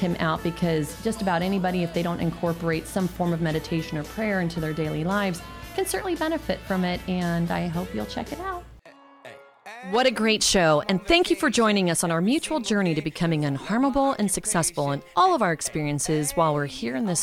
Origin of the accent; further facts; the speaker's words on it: San Francisco, California, United States; moved away; I grew up in San Francisco